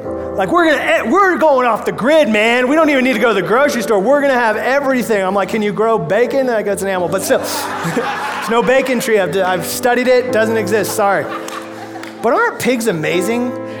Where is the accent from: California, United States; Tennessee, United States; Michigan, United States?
California, United States; San Diego; We came from San Diego, so we're used to like avocados and citrus and lemons, limes, and those won't work here because the climate gets too cold in the winter.